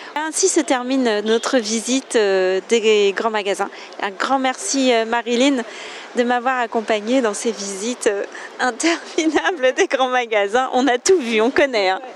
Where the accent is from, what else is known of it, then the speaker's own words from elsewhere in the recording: France; je suis française j'habite près de Paris